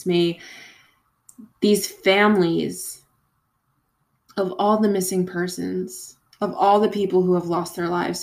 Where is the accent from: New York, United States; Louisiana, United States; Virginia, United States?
New York, United States; Long Island; I'm also from Long Island.